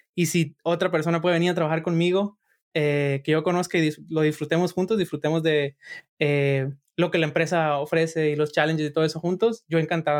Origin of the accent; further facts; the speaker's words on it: Sinaloa, Mexico; yo soy de Sinaloa